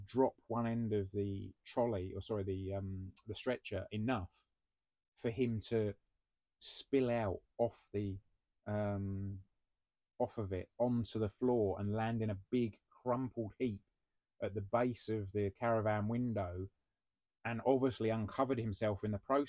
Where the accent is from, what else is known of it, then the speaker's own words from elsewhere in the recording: United Kingdom; we're British